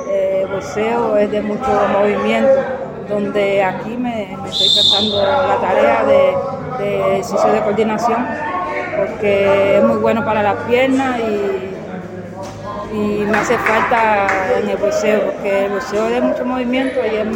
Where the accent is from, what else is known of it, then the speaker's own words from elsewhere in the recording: Guantánamo, Cuba; me fui para mi provincia de Guantánamo